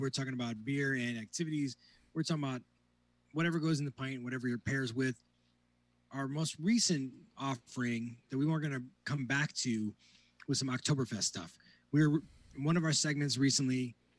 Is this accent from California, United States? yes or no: no; northwest Indiana, United States; I grew up in the northwest corner, closer to Lake Michigan